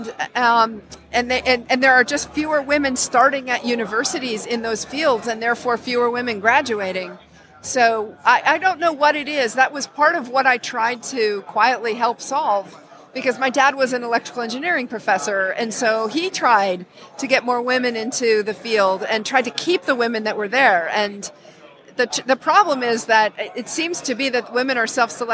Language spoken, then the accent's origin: English; Wyoming, United States; moved away as an adult; also born or lived in New York area; I grew up in Wyoming. I spent half my life in Wyoming and half my life in the New York area.